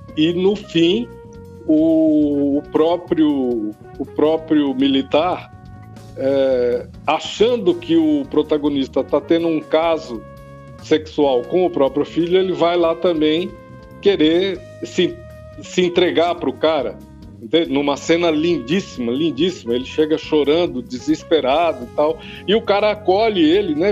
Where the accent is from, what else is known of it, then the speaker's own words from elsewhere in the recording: Brazil; nós aqui que somos brasileiros